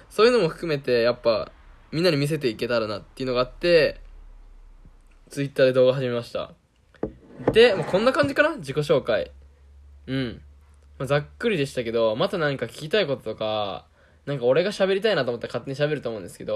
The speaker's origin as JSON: {"language": "Japanese", "region": "Okayama", "country": "Japan", "accent": "Kansai and Okayama dialect mix", "said": "出身は岡山県になるんですけど、まあ、親が関西出身っていうのもあって、ちょくちょく出るなんかその関西弁みたいなのと、まあ、岡山弁のミックス。"}